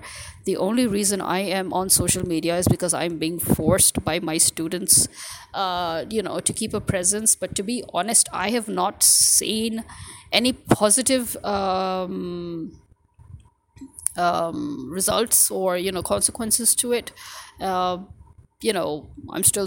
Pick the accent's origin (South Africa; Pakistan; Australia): Pakistan